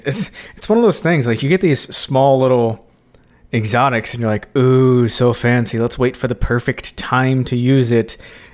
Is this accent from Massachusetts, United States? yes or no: no; Starkville, Mississippi, United States; We're from Starkville.